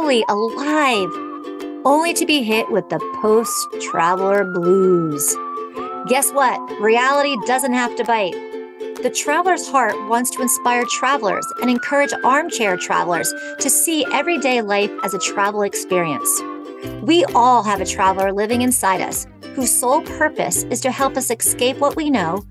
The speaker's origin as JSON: {"language": "English", "region": "East Coast", "country": "United States", "tie": "born or raised there", "also_born_or_lived": "Bay Area, California", "moved": "as an adult", "said": "I was raised on the East Coast"}